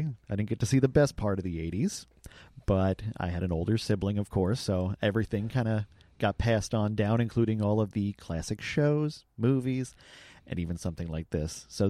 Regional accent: New York, United States; I grew up in New York.

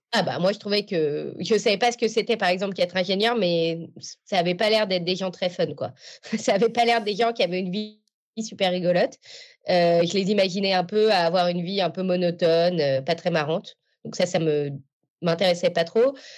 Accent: Paris, Île-de-France, France; j'ai grandi à Paris

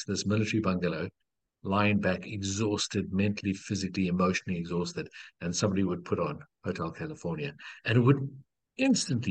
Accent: Cape Town, Western Cape, South Africa; I was born in Cape Town in South Africa

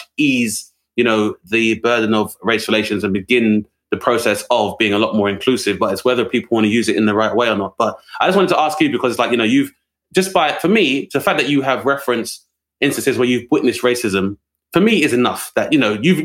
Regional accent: United Kingdom; me growing up in the United Kingdom

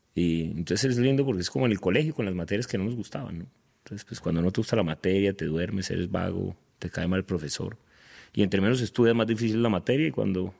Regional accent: Cali, Valle del Cauca, Colombia; moved away as an adult; now in Medellín, Colombia; soy de Cali, vivo en Medellín, pero sí colombiano, digo que paisa por adopción. Soy caleño, pero vivo en Medellín hace hace 13 años

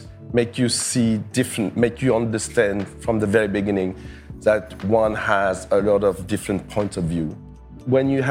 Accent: Paris, Île-de-France, France; I was born and raised in Paris

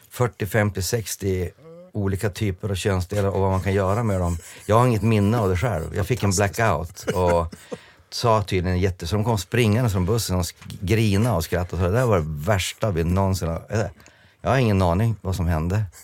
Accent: England, United Kingdom; Jag spelade på Wembley eh, som engelsman spelande för Skottland, men jag vågade inte öppna munnen

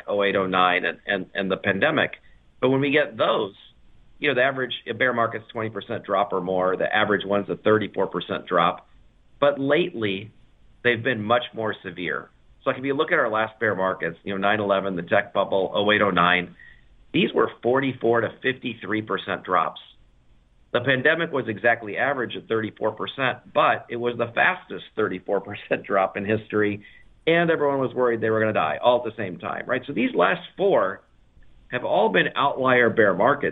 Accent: United States; being an American

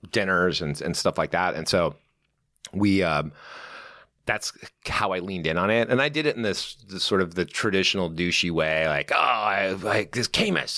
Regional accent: Newport Beach, California, United States; I grew up in, um, uh, a little town called Newport Beach

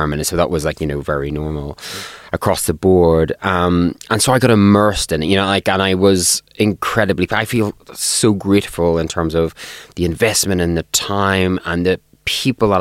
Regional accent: Northern Ireland, United Kingdom; I grew up in Northern Ireland, and I grew up in Northern Ireland during the Troubles

